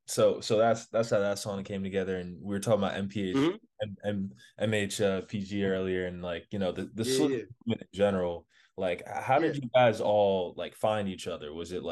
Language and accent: English; New Jersey, United States; I'm from Jersey myself